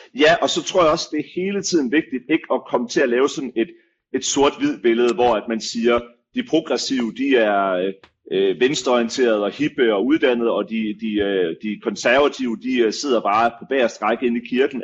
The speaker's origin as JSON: {"language": "Danish", "country": "Denmark", "said": "som danskere"}